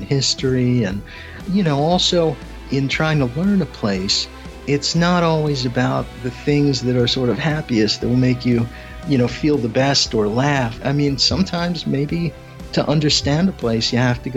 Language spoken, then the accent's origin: English; outside of Philadelphia, Pennsylvania, United States; now in Tampa, United States; I grew up outside of Philadelphia